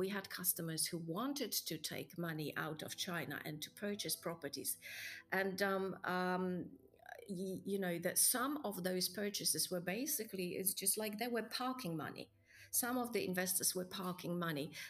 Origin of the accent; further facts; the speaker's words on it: Poland; I come from Poland